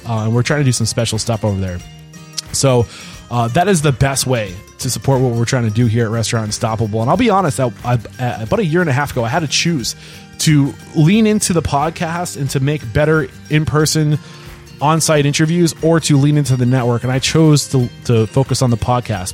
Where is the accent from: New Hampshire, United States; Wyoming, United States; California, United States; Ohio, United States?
New Hampshire, United States; I grew up in New Hampshire where there wasn't a lot of diversity